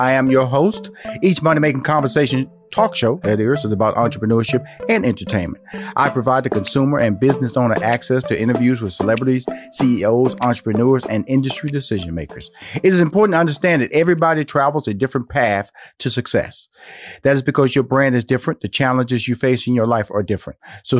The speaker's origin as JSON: {"language": "English", "town": "Houston", "region": "Texas", "country": "United States", "tie": "born or raised there", "lives_now": "Atlanta, United States", "said": "Well, I'm hunkered down in Atlanta. I would love to. I'm a Texas boy, so I was born and raised in Houston. So I want to get back to Texas."}